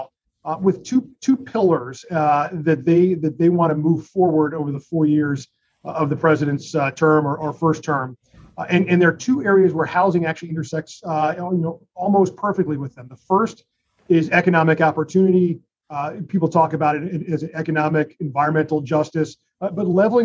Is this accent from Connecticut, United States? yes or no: yes; Connecticut, United States; my home state of Connecticut